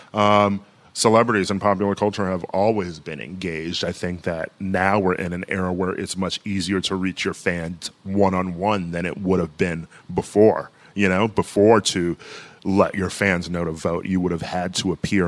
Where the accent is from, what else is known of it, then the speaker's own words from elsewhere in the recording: Milwaukee, Wisconsin, United States; my hometown of Milwaukee, Wisconsin